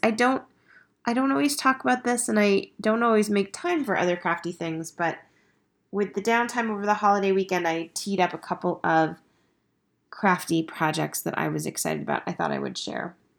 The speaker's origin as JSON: {"language": "English", "town": "Estes Park", "region": "Colorado", "country": "United States", "tie": "born or raised there", "said": "my hometown"}